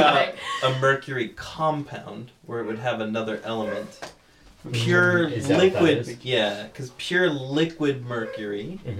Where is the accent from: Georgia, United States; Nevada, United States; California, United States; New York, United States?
California, United States; growing up in California